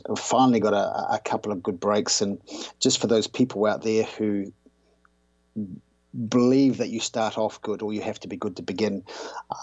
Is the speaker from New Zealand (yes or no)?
yes; New Zealand; I grew up in New Zealand